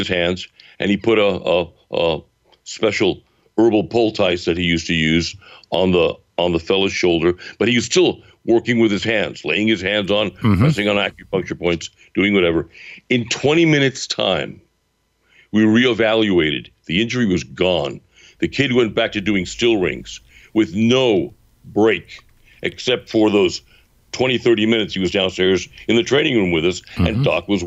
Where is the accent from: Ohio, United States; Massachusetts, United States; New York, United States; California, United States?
New York, United States; New York City; As a Brooklyn boy, coming from a fairly nasty neighborhood, a series of fairly nasty neighborhoods